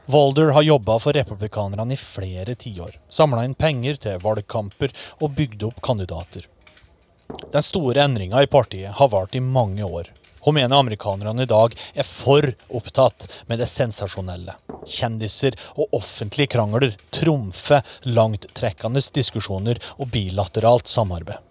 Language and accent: Norwegian; Norway; sjøl som nordmann